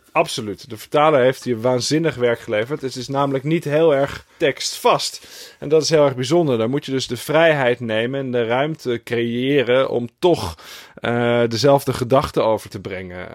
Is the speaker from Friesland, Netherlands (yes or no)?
yes; Friesland, Netherlands; moved away; also born or lived in Moscow; ik ben natuurlijk opgegroeid in Friesland